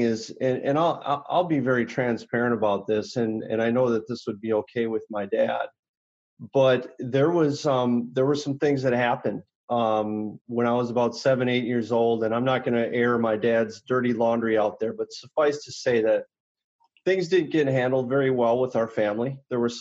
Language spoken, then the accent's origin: English; Oconomowoc, Wisconsin, United States; I grew up in Oconomowoc